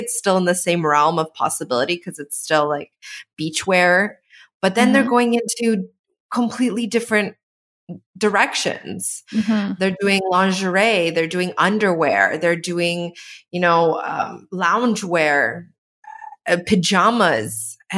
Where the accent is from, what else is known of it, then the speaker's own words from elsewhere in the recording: Canada; as a Canadian who hasn't been in Canada for the last 2 or 3 years